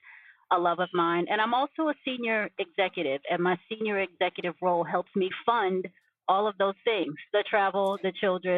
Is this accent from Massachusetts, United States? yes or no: no; New York City, New York, United States; originally from Brooklyn, New York. And that's a part of my story